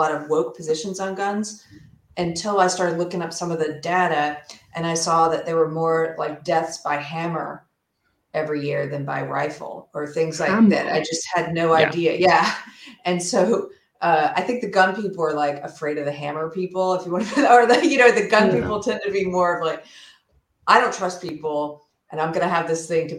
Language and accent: English; South Carolina, United States; moved away; also born or lived in Los Angeles; I was raised in South Carolina.